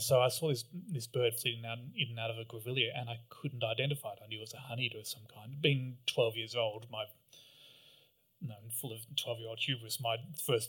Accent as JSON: {"language": "English", "town": "Canberra", "region": "Australian Capital Territory", "country": "Australia", "tie": "born or raised there", "said": "I grew up in Canberra"}